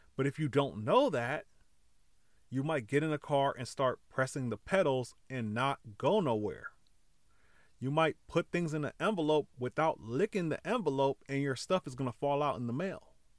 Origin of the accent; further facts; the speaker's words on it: California, United States; I grew up in California